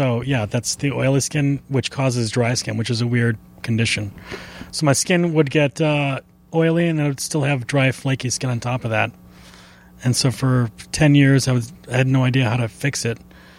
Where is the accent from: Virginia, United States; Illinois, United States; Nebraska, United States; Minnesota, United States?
Minnesota, United States; Minneapolis; I'm from Minneapolis.